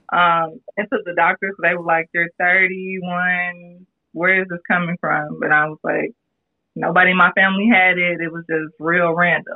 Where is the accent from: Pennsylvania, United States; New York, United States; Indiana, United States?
Indiana, United States; Gary; I didn't see that much of it growing up where I grew up in Gary, Indiana.